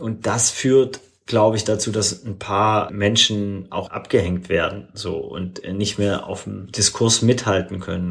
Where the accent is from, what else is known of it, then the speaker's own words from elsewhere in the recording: Swabia, Baden-Württemberg, Germany; moved away; also born or lived in Hamburg; Ich bin im Schwabenland aufgewachsen.